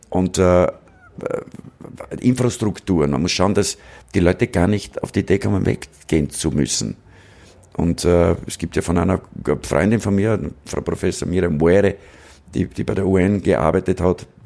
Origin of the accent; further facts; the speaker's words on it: Braunau am Inn, Upper Austria, Austria; Ich bin in Braun am Inn aufgewachsen